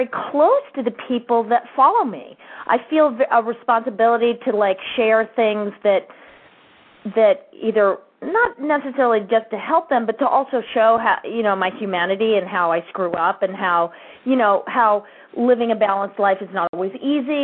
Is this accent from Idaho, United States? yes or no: yes; Ketchum, Idaho, United States; I grew up in Ketchum, Idaho